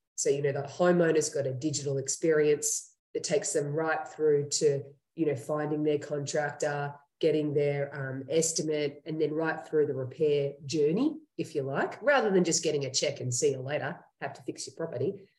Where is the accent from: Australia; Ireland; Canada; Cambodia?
Australia; accent: Australian; moved away as an adult; now in Henderson, United States; that's where I'm from, um, as you can hear in my accent.